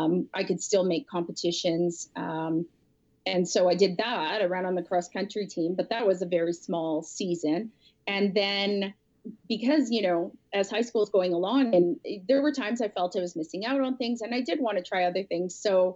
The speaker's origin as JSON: {"language": "English", "town": "Winnipeg", "region": "Manitoba", "country": "Canada", "tie": "born or raised there"}